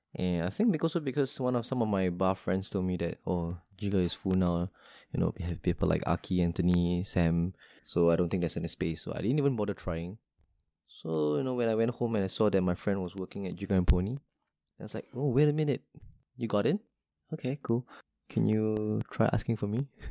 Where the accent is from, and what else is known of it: Singapore